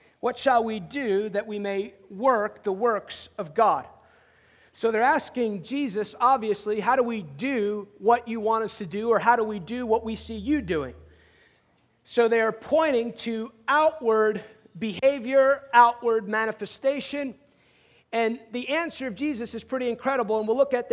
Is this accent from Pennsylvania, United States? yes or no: no; outside New York City, United States; moved away; I grew up outside New York City